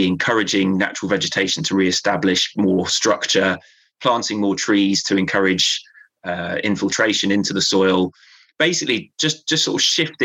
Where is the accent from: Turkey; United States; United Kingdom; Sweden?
United Kingdom; Devon, South West England; moved away as an adult; now in Cumbria, United Kingdom; I grew up in Devon. I moved up here a couple of years before I took